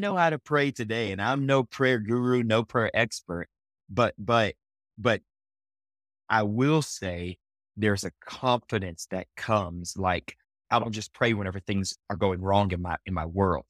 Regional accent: Lake Charles, Louisiana, United States; moved away as an adult; now in Colorado Springs, United States; I'm actually from Southwest Louisiana, so a town

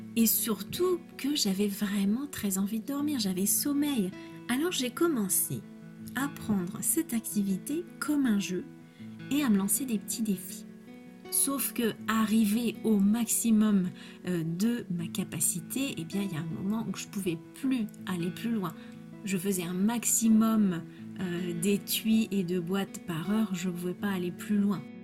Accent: France; je suis française

